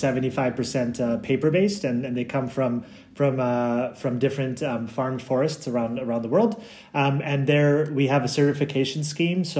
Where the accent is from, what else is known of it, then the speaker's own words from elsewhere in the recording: Canada; moved away as an adult; also born or lived in Brussels, Belgium; I'm from Canada, and when I was living there, you would buy milk in the fridge, like I think you guys do in California, and I think that's just what I was brought up